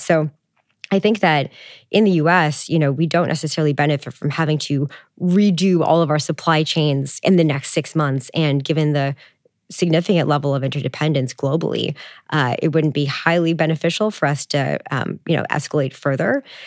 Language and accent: English; Canada; I'm Canadian